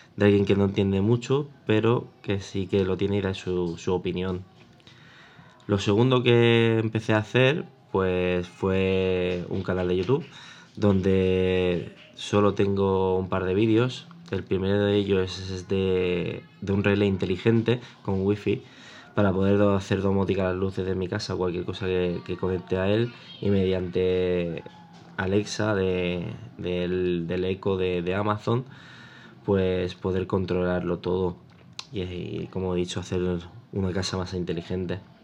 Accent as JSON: {"language": "Spanish", "town": "Mataró", "region": "Catalonia", "country": "Spain", "said": "soy de Mataró, Barcelona"}